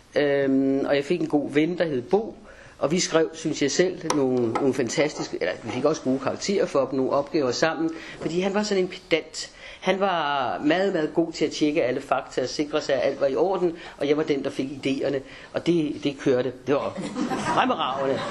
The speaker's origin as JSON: {"language": "Danish", "country": "Denmark", "said": "jeg havde dansk pas"}